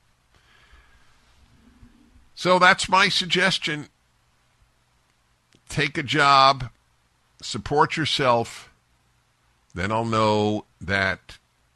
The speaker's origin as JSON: {"language": "English", "town": "New York City", "region": "New York", "country": "United States", "tie": "born or raised there", "moved": "as an adult", "said": "I grew up in New York City. I was there through graduate school and 3 years after graduate school, left in my mid-20s"}